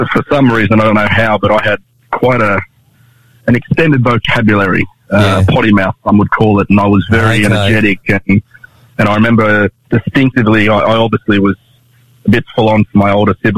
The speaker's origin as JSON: {"language": "English", "town": "Sydney", "region": "New South Wales", "country": "Australia", "tie": "born or raised there", "also_born_or_lived": "Canberra", "said": "born and raised in Sydney"}